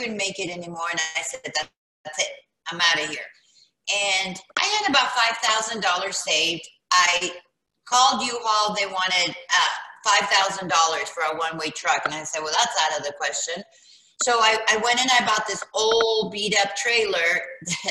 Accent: California, United States; moved away as an adult; also born or lived in South America; now in Jackson, United States; when I was 6 years old, my parents moved out here to California

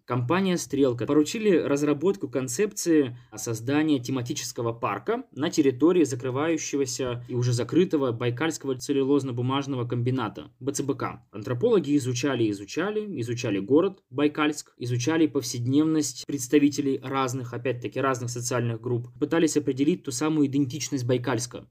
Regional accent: Irkutsk, Irkutsk Oblast, Russia; Я из Иркутска. Сейчас учусь в магистратуре

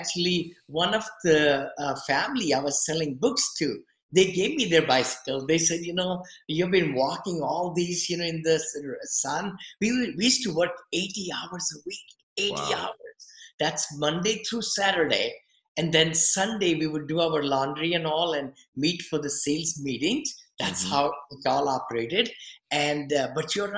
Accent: India; moved away as an adult; also born or lived in Mumbai, India; now in United States; I came from India. I always wanted to come to USA, land of opportunity

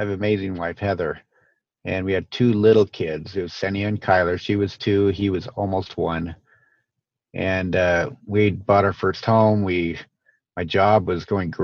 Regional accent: Boise, Idaho, United States; I grew up in Boise, Idaho

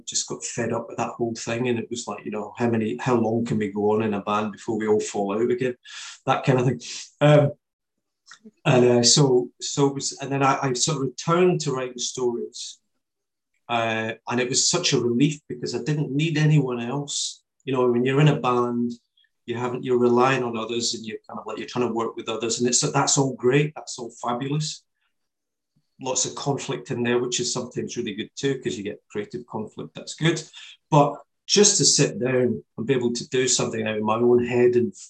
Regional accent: Kilsyth, Scotland, United Kingdom; Kilsyth is my hometown, which is where my books are based

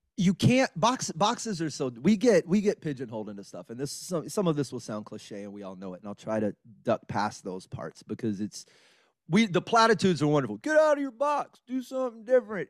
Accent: Beaumont, Texas, United States; moved away as an adult; also born or lived in Orange, Texas / Los Angeles; now in Houston, United States; I grew up in Beaumont, Texas.

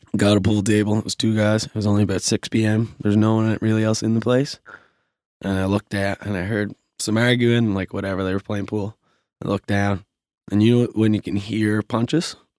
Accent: Glace Bay, Nova Scotia, Canada; now in Halifax, Canada; I'm from Glace Bay and I have more friends in Halifax from Glace Bay who I grew up

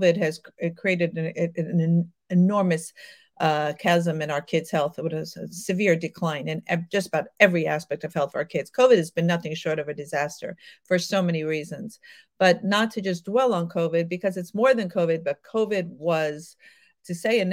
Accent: New York, United States; I'm from New York, the city of troglodytes and backward medicine

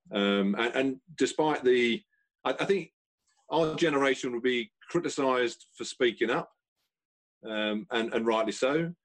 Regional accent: London, United Kingdom; I grew up in South Croydon

